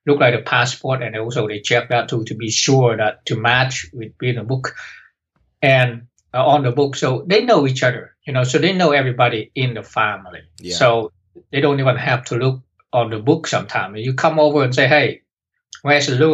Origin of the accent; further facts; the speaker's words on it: North Vietnam, Vietnam; moved away; When I grew up in Vietnam, because the way the structure in North Vietnam